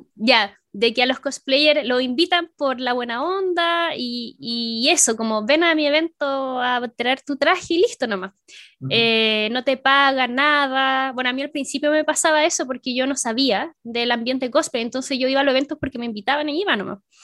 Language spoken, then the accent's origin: Spanish; Chile; soy de Chile